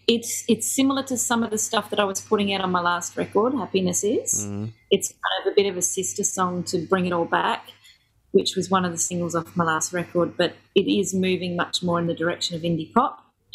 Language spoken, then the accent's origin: English; Ellesmere Port, North West England, United Kingdom; born there; I was born in Ellesmere Port, which is a little town just outside of Chester.